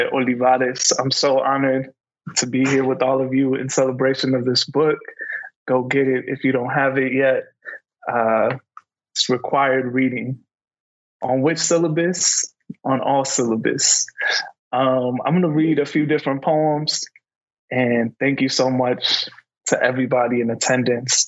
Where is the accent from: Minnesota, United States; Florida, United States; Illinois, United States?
Illinois, United States; Calumet City; I grew up in Calumet City